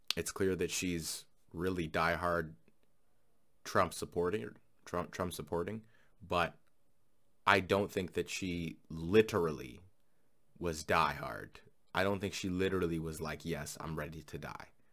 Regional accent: Canada; as a Canadian living right next to America

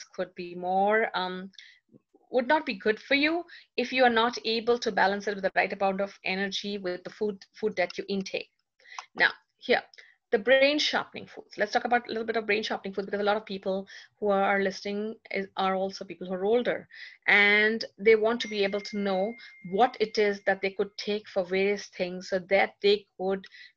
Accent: India; I'm being Indian myself, I love tea.

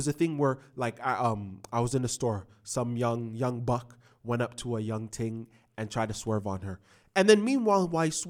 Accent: Toronto, Ontario, Canada; because I'm from the West End of Toronto, I'm so fixated on being in the West End of Toronto.

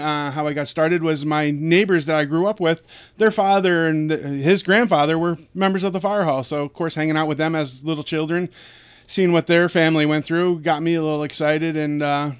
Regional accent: Honesdale, Pennsylvania, United States; I grew up in Honesdale all my life.

